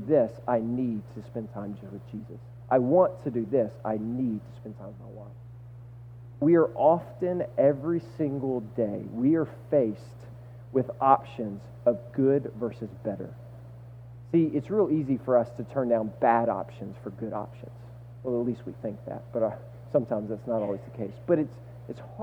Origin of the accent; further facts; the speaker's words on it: the South, United States; moved away; I'm from the South, and I'm 6'6", and I played basketball my entire life